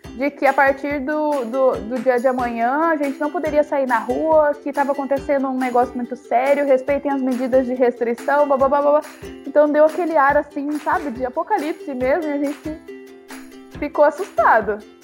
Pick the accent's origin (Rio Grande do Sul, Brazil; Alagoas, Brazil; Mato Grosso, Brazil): Mato Grosso, Brazil; Cuiabá; a gente é de Cuiabá